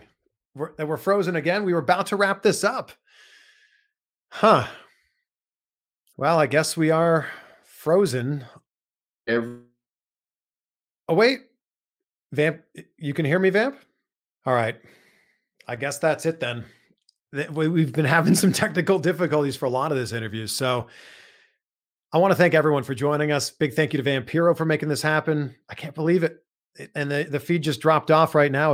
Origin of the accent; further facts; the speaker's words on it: Pickering, Ontario, Canada; moved away; also born or lived in Vancouver; my hometown, Pickering, it's like right near Toronto